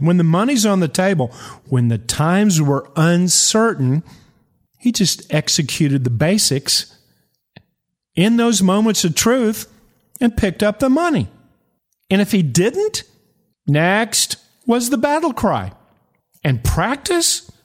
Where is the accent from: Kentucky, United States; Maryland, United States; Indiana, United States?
Kentucky, United States; eastern; I'm from eastern Kentucky